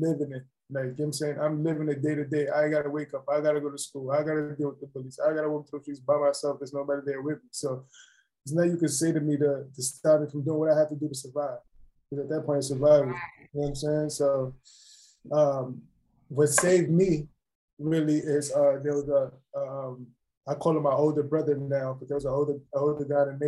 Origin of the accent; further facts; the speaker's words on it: New York City, New York, United States; moved away as an adult; now in Atlanta, United States; growing up in the South Bronx, it was a rough area